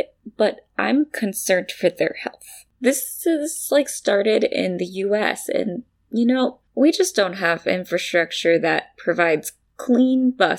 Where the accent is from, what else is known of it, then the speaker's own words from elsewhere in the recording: United States; I'm American.